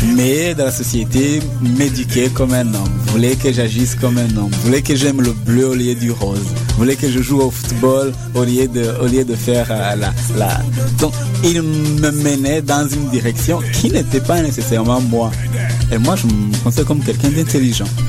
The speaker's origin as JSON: {"language": "French", "country": "Rwanda", "moved": "as an adult", "lives_now": "Montreal, Canada", "said": "je suis originaire du Rwanda. Je suis élevé ici au Québec en 1998, donc ça fait 15 ans."}